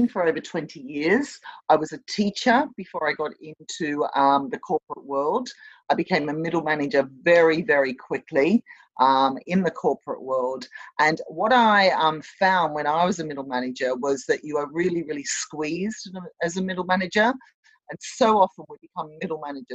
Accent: Sydney, New South Wales, Australia; accent: Australian; moved away as an adult; also born or lived in London, United Kingdom; now in Bristol, United Kingdom; My accent is from Australia. I was born and I grew up in Australia, in Sydney

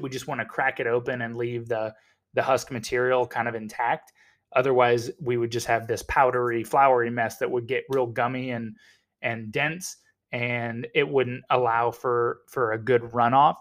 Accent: United States; I'm American

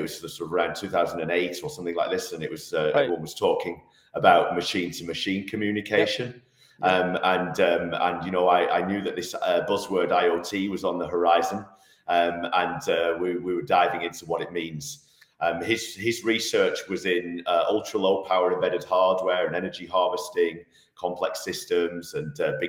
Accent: Manchester, North West England, United Kingdom; moved away as an adult; now in Switzerland; I'm actually from Manchester originally. I moved to Switzerland in 2002

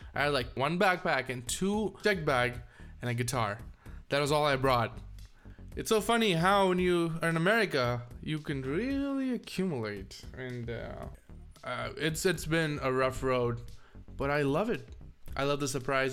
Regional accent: India; moved away as an adult; now in United States; leave India, my home, the place I was born, the place I learned English, Tamil

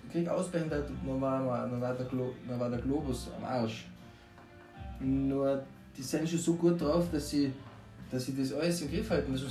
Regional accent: Austria; mehr als Österreicher, wenn wir stolz

